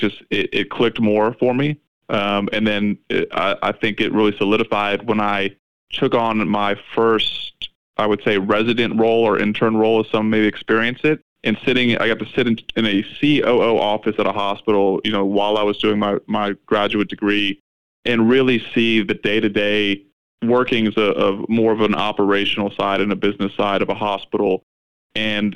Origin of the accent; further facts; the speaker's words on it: South Florida, United States; I grew up in South Florida